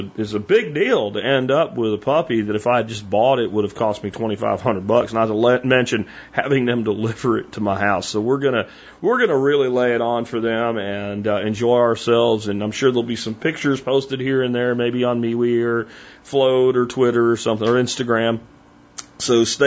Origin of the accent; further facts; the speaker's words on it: United States; also born or lived in Florida / Pennsylvania; I grew up in two very different locations, but in very much the same way, the swamps of Florida and the Pennsylvania woods